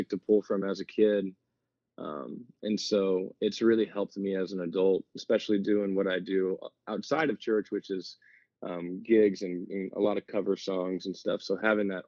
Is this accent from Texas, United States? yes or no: yes; San Antonio, Texas, United States; I am from San Antonio